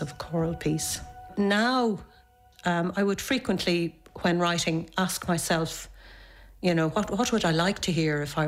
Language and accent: English; Dublin, Leinster, Ireland; I'm from Dublin and I am a composer